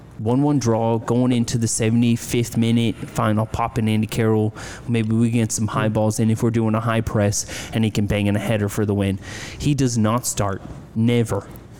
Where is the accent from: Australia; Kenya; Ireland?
Ireland; being Irish